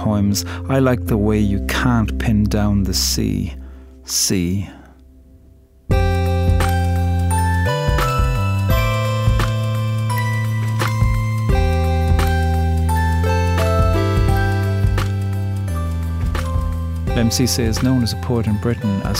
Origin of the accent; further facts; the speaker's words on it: Ireland; I'm a poet from Ireland